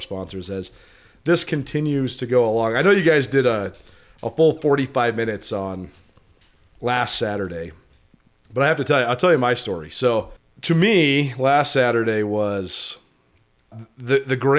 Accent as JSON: {"language": "English", "region": "Montana", "country": "United States", "tie": "born or raised there", "moved": "as an adult", "said": "I was about to move away from Montana for the first time"}